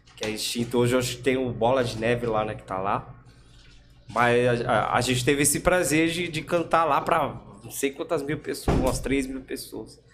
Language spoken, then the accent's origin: Portuguese; São Paulo, Brazil; Somos do Butantã aqui mesmo. Daqui Butantã.